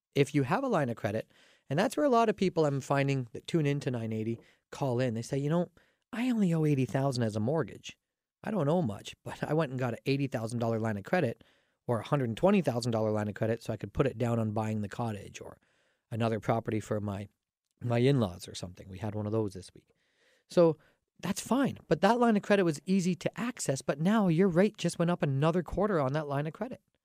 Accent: Canada; I'm Canadian

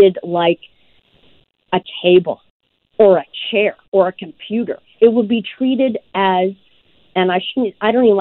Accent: Tanzania; moved away; I was born in Africa. And so, you know, before I was born, we had animals in our home, and I was born not too far from the Serengeti.

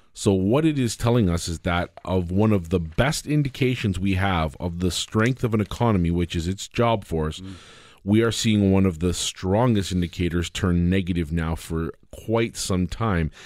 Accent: Canada; As a Canadian

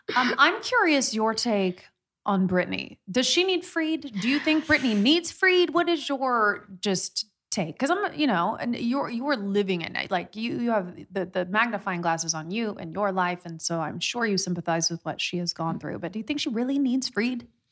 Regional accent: Midwest, Indiana, United States; I'm from the Midwest

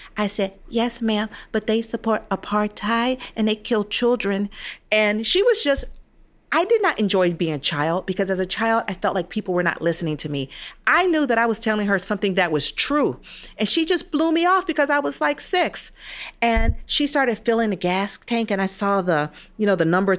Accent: Atlanta, Georgia, United States; also born or lived in Nigeria; I grew up in Atlanta, hometown of Martin Luther King

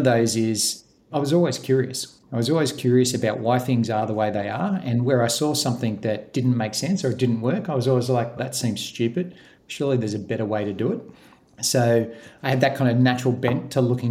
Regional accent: Gosford, New South Wales, Australia; moved away as an adult; now in Queensland, Australia; I grew up in New South Wales in Gosford

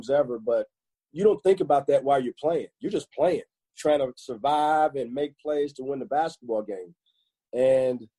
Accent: Gary, Indiana, United States; I'm from Gary, Indiana.

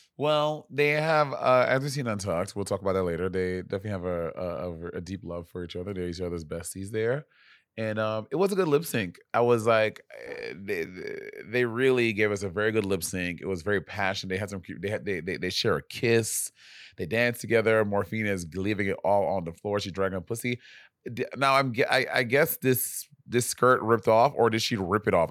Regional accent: New York, United States; I'm from New York

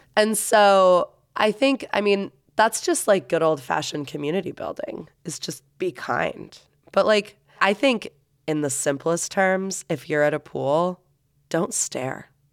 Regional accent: Florida, United States; now in Salt Lake City, United States; I'm from Florida

